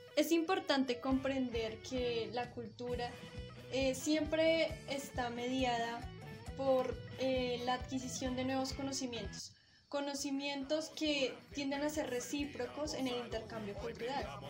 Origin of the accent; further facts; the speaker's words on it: Colombia; un legado que nos afianza como colombianos